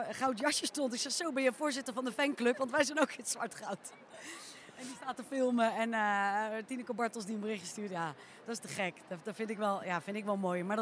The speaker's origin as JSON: {"language": "Dutch", "town": "The Hague", "region": "South Holland", "country": "Netherlands", "said": "Je had vroeger, ik kom uit Den Haag natuurlijk, had je de Haagse Paardendagen."}